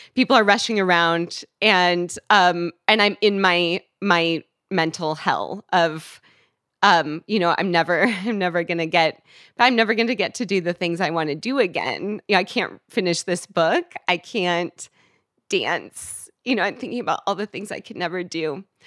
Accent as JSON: {"language": "English", "region": "West Coast", "country": "United States", "also_born_or_lived": "Washington, D.C.", "moved": "as an adult", "said": "I'm from the West Coast"}